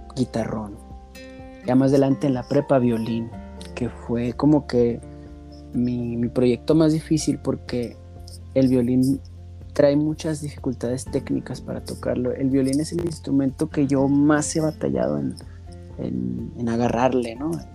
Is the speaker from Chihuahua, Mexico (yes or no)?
yes; Ciudad Juárez, Chihuahua, Mexico; moved away as an adult; now in Denver, United States; Yo soy originario de Ciudad Juárez, Chihuahua